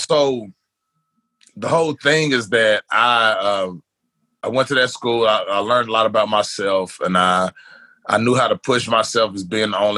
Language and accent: English; Milan, Tennessee, United States; also born or lived in Medina, Tennessee; now in Nashville, United States; I'm originally from West Tennessee, a little bitty town called Milan.